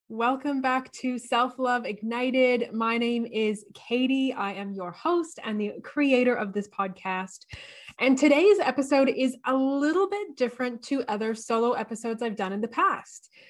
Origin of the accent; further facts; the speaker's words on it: Canada; now in Australia; I am Canadian.